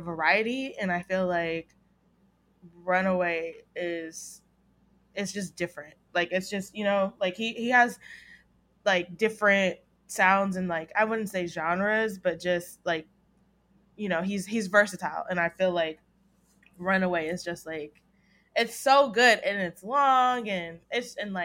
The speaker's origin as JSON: {"language": "English", "region": "the South", "country": "United States", "said": "I'm from the South"}